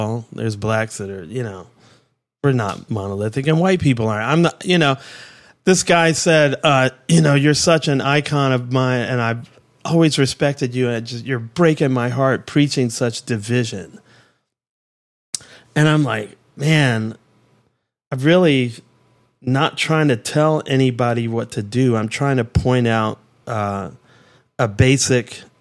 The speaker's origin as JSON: {"language": "English", "town": "Washington", "region": "District of Columbia", "country": "United States", "tie": "born or raised there", "said": "I grew up in Southeast Washington, which is a rough place"}